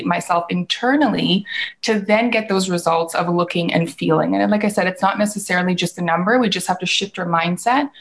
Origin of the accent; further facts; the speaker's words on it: Vancouver, British Columbia, Canada; I'm from Canada, in Vancouver